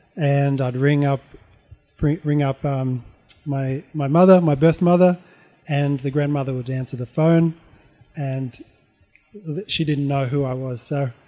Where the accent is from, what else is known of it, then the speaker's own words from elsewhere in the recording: Auckland, New Zealand; born there; I was born in 1972 in Auckland.